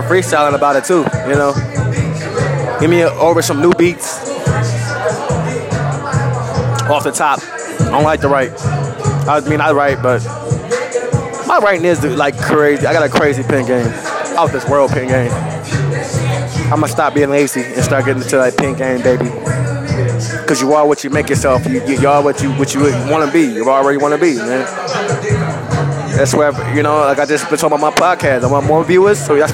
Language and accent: English; New York, United States; moved away; I was raised in New York